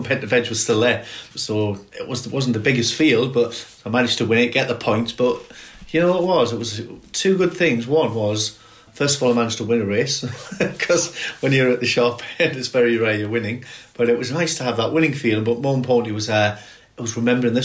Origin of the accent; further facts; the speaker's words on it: Gateshead, North East England, United Kingdom; Gateshead as well, my hometown